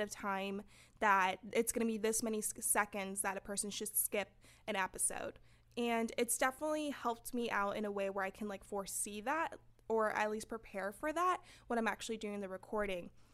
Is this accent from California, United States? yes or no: yes; San Fernando, California, United States; I'm from San Fernando, and you know, we didn't have people going to college